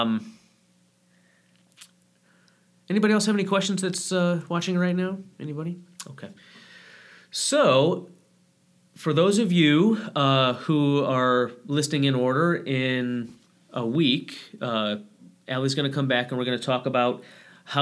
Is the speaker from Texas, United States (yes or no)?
no; Michigan, United States; I'm from Michigan, so it's all like Detroit Lions